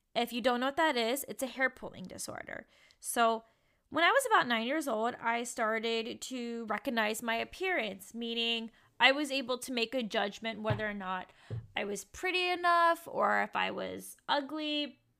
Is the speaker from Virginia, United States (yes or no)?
yes; Richmond, Virginia, United States; moved away as an adult; also born or lived in Kentucky; Richmond, Virginia has been a huge triggering place for me because I had a bad childhood